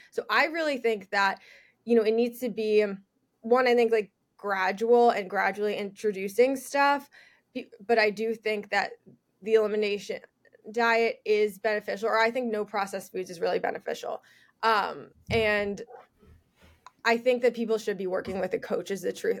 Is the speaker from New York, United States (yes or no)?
yes; New York, United States; also born or lived in Michigan; I am from New York, born and raised. I'm still there right now